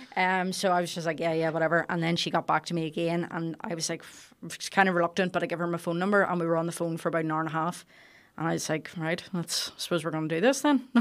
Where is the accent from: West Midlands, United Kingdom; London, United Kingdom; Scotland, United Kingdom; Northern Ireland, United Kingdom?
Northern Ireland, United Kingdom; Carryduff; we're from Carried Off